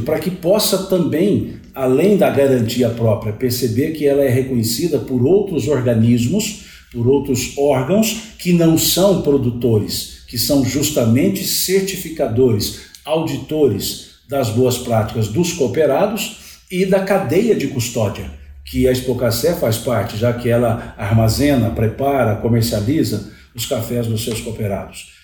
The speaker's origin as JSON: {"language": "Portuguese", "area": "Cerrado", "region": "Minas Gerais", "country": "Brazil", "said": "Eu estou no Cerrado há muitos anos, eu sou do Cerrado"}